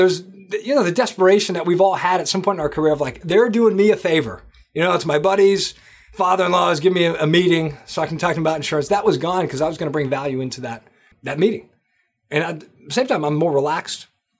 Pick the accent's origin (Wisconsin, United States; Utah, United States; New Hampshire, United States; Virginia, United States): New Hampshire, United States; Manchester; moved away as an adult; also born or lived in Boston; Manchester, New Hampshire. That's where I grew up. I grew up in New Hampshire. And basically, you know, went to high school there, college, the whole deal. Lived in Boston after.